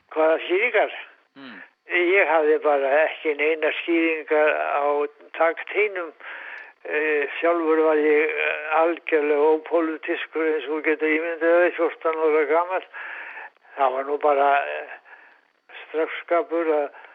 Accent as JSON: {"language": "Icelandic", "town": "Reyðarfjörður", "region": "Eastern Region", "country": "Iceland", "tie": "born or raised there", "said": "er hættur og reyðað fyrir því 1926"}